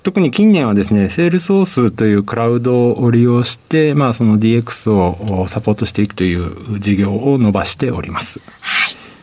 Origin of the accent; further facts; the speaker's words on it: Osaka, Japan; 出身は大阪です